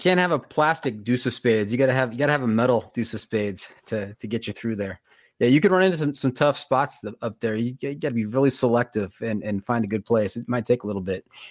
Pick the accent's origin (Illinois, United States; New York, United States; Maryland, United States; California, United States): California, United States; Los Angeles; also born or lived in Santa Clarita, California; I grew up in the Valley, San Fernando Valley, which is just north of Los Angeles